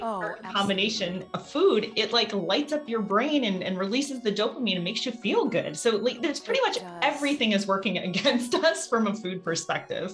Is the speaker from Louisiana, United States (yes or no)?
yes; Louisiana, United States; moved away; also born or lived in Ohio; I did grow up on a farm, about a 50 acre farm in Louisiana.